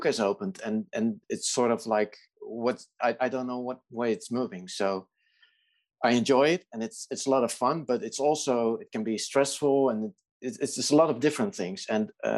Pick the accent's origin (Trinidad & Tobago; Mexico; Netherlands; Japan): Netherlands; I'm Dutch. I live in the Netherlands